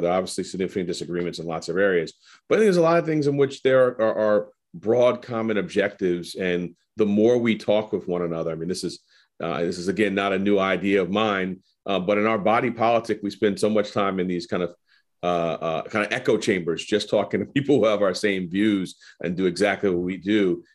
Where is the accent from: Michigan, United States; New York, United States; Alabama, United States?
New York, United States; New York City; I was growing up in Harlem